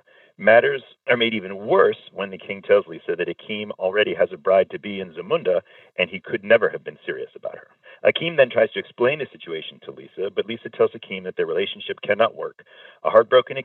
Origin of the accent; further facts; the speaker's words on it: New England, United States; now in New York, United States; I did not grow up in or near New York. I grew up in New England.